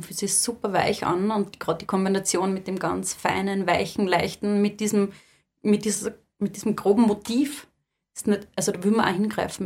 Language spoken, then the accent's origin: German; Lower Austria, Austria; ich komme da aus Niederösterreich